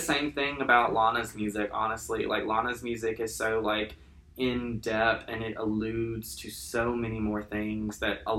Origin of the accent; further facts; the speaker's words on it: Detroit, Michigan, United States; from my hometown, Detroit, it's mostly interstate and back roads.